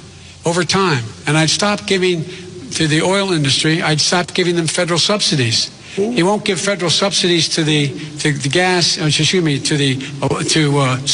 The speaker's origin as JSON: {"language": "English", "town": "Claymont", "region": "Delaware", "country": "United States", "tie": "born or raised there"}